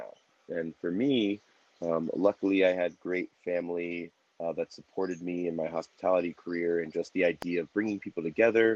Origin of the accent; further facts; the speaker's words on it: New Jersey, United States; now in Denver, United States; I'm originally from New Jersey, but I reside in Denver, Colorado